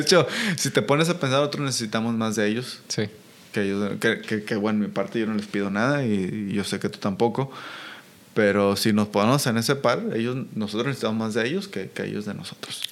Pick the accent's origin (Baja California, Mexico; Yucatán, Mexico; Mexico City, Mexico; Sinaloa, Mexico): Sinaloa, Mexico; Colonia Guadalupe; yo crecí en Aguadalupe. Guadalupe.